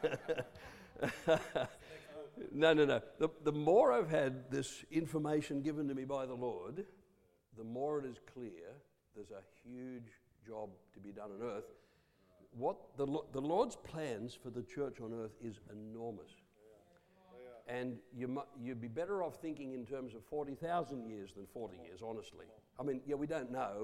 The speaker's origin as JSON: {"language": "English", "town": "Coffs Harbour", "region": "New South Wales", "country": "Australia", "tie": "born or raised there", "also_born_or_lived": "Taree / Papua New Guinea", "moved": "yes", "lives_now": "Rockhampton, Australia", "said": "born in Taree, half my growing up in Coffs Harbour."}